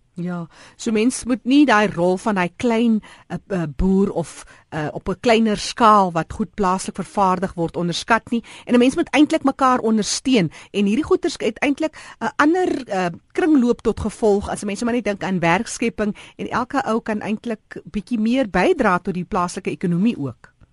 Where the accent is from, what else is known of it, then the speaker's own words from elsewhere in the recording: South Africa; ons as Suid-Afrikaners